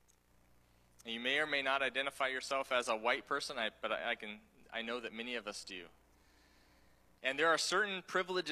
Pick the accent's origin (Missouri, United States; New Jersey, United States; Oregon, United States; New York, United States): Oregon, United States; also born or lived in Taiwan; someone who grew up here in, you know, born and raised in Oregon